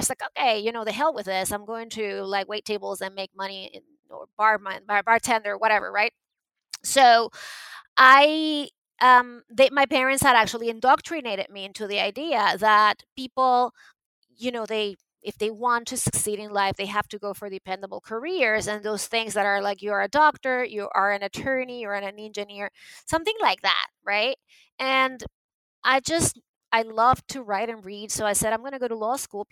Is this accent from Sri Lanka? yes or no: no; Venezuela; moved away; I was born and raised in Venezuela